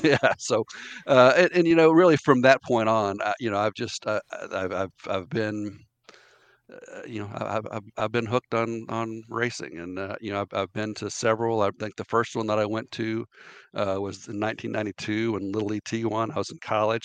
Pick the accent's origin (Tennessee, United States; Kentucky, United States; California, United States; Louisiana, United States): Kentucky, United States; Lexington; growing up in Lexington